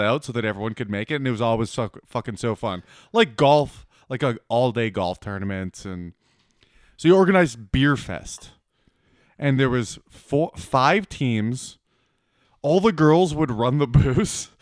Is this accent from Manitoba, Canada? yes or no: yes; Manitoba, Canada; I grew up in Manitoba